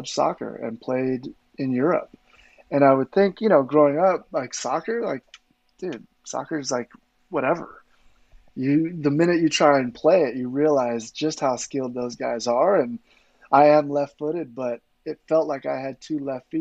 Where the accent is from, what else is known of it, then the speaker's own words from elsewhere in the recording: Los Angeles, California, United States; I grew up playing football in the San Fernando Valley in suburbs of Southern California.